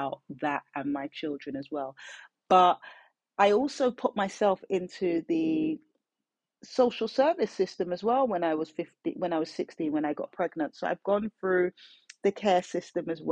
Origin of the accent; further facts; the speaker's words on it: London, United Kingdom; I'm born and raised in South London. So I'm a South London girl.